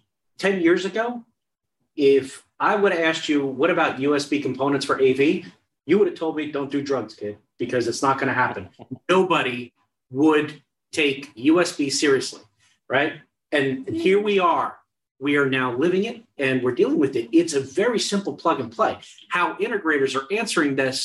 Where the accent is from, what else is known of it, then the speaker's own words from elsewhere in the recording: New Jersey, United States; I'm from Jersey